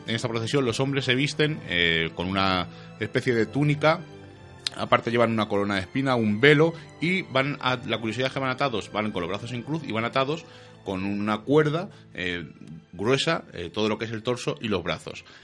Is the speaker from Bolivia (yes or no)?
no; Madrid, Community of Madrid, Spain; nosotros que somos de Madrid